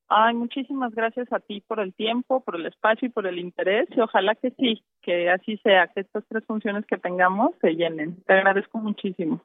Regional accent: Guadalajara, Jalisco, Mexico; Nosotros somos de Jalisco, de Guadalajara

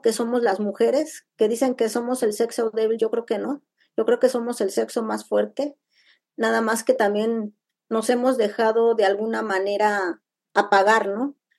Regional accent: Nezahualcóyotl, State of Mexico, Mexico; yo soy de Nesa

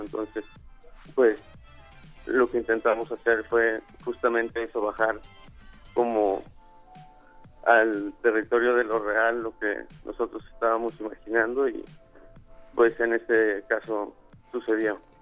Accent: Guadalajara, Jalisco, Mexico; nosotros que venimos de Guadalajara

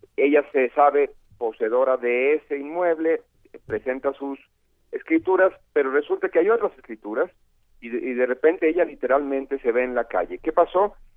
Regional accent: Sayula, Jalisco, Mexico; en el páramo allá en Sayula, en mi tierra

